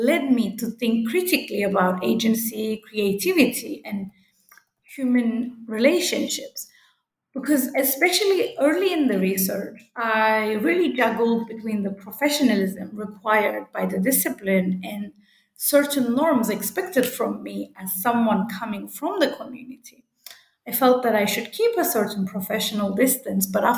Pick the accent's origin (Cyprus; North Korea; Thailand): Cyprus; I'm from Cyprus, and my research site is North Cyprus